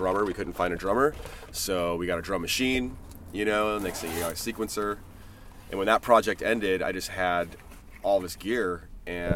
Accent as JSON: {"language": "English", "town": "Fort Wayne", "region": "Indiana", "country": "United States", "also_born_or_lived": "Bay Area, California / Boulder, Colorado", "moved": "yes", "lives_now": "Ashland, United States", "said": "I'm originally from Fort Wayne and then moved out to the West Coast in like 97"}